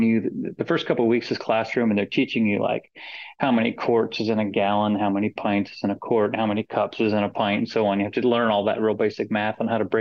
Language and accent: English; Florida, United States; moved away as an adult; I grew up in Florida